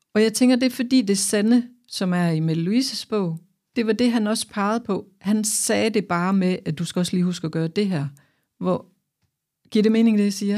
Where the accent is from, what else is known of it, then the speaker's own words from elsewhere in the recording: Aarhus, Central Denmark Region, Denmark; jeg kommer her fra Aarhus